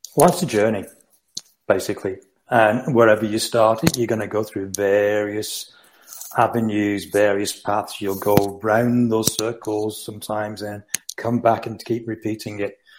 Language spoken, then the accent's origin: English; Rochdale, North West England, United Kingdom; I'm Rochdale near Manchester originally